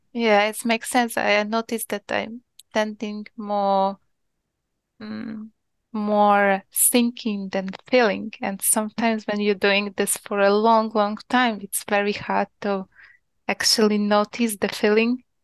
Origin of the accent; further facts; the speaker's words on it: Ukraine; English is a second language; moved away as an adult; now in Poland; originally I'm from Ukraine, but right now I'm living in Poland for the last five years.